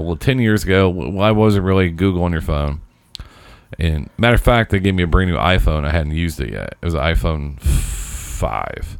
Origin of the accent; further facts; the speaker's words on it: Indianapolis, Indiana, United States; also born or lived in Chicago; I'm from Indianapolis